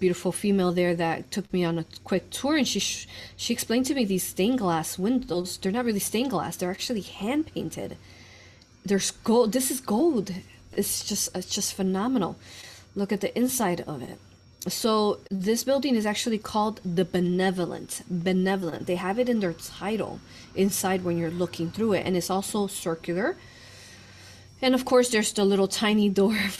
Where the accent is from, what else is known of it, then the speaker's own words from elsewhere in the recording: Chicago, Illinois, United States; I'm from Chicago